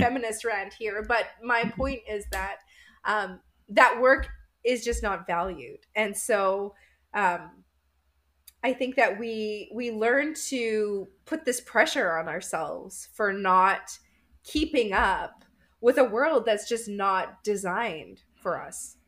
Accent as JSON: {"language": "English", "town": "Winnipeg", "region": "Manitoba", "country": "Canada", "said": "I'm from Winnipeg, Canada"}